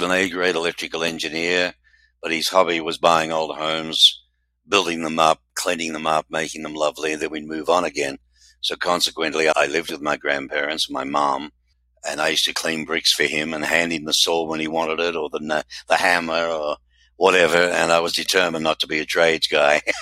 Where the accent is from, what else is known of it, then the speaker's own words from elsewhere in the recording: Melbourne, Victoria, Australia; I finally made it back in Melbourne, my hometown